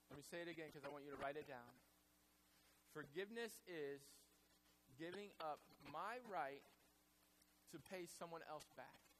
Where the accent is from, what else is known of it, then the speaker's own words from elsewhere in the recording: the Bible Belt, United States; I grew up in the Bible Belt